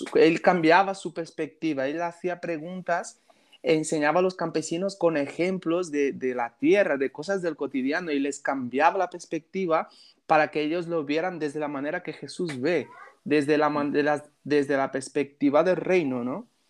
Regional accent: Brazil; now in Balaguer, Spain; soy de Brasil, tengo 31 años

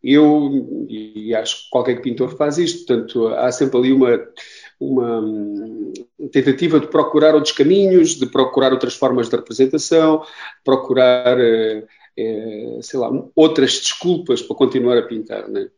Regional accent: Castro Verde, Beja District, Portugal; Eu sou do Alentejo, de Castro Verde

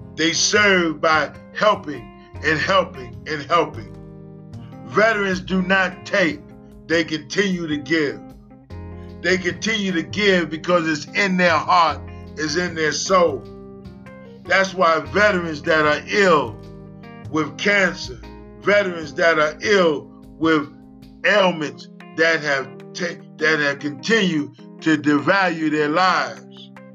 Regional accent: United States; also born or lived in Washington, D.C.; we are American veterans

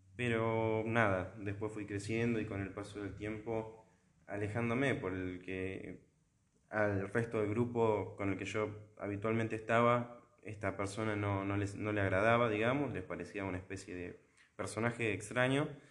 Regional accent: La Plata, Buenos Aires Province, Argentina; la Arquidiócesis de La Plata, que es donde, de donde soy yo

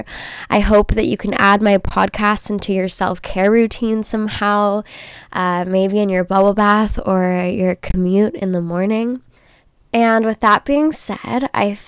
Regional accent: Los Angeles, California, United States; also born or lived in Orange County, California; I grew up in Los Angeles, California.

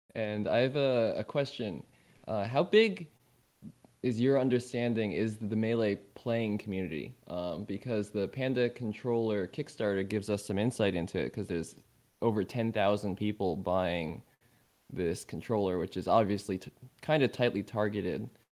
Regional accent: New Jersey, United States; I am also from New Jersey.

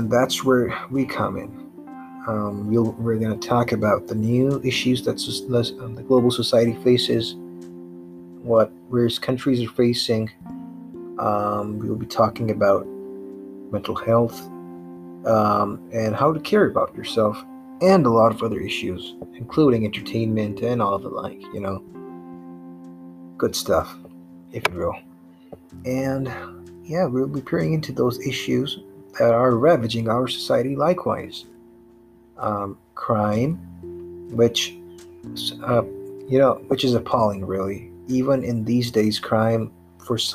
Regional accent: Pakistan; my home country, Pakistan

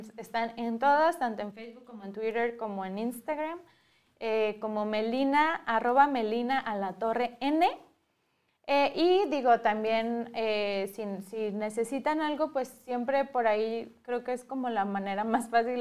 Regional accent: Guadalajara, Jalisco, Mexico; yo desde que estaba en Guadalajara, que crecí en Guadalajara

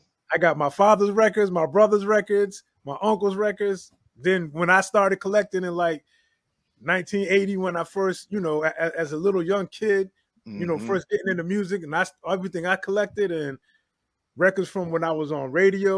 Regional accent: Connecticut, United States; I'm from Connecticut. So coming up in Connecticut

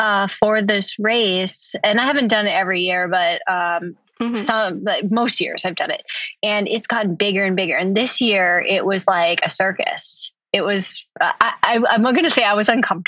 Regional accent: Minnesota, United States; I grew up in Minnesota

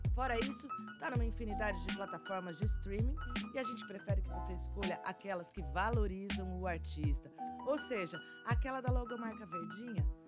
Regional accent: interior of São Paulo, Brazil; moved away; lá na minha terra, no interior de São Paulo

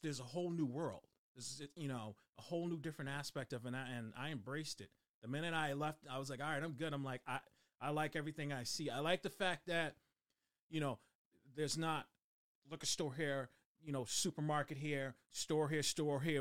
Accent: Boston, Massachusetts, United States; moved away; I was born and raised in Dorchester, Mass

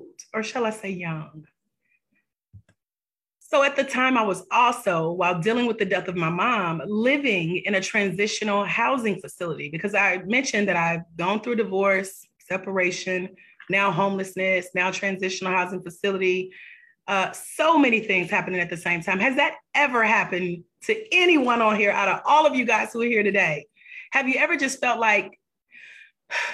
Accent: Douglasville, Georgia, United States; my hometown, Douglasville, Georgia

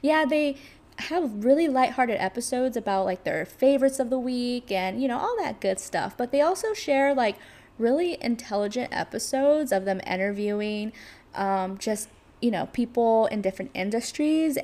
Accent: California, United States; moved away as an adult; now in New York City, United States; I am from California and I moved to New York City about 5-ish years ago

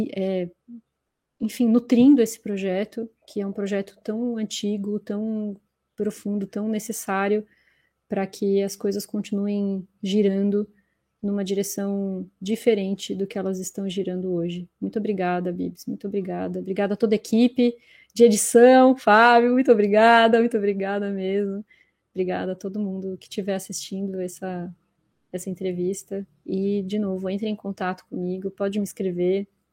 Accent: Florianópolis, Santa Catarina, Brazil; now in São Paulo, Brazil; o meu despertar para a arte se deu em Floripa, não foi aqui em São Paulo. Aqui em São Paulo foi um direcionamento só, mas em Floripa foi, né, estudei no instituto a vida inteira

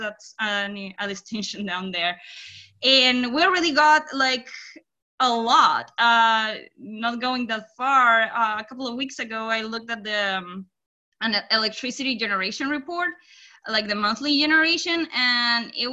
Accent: Chile; English is a second language; now in Indianapolis, United States; I am from Chile, so I have an accent

